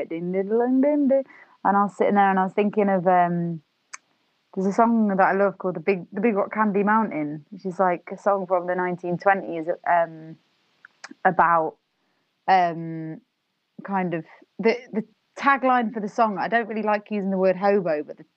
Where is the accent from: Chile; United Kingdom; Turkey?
United Kingdom; Nottingham, East Midlands; now in London, United Kingdom; I'm originally from Nottingham.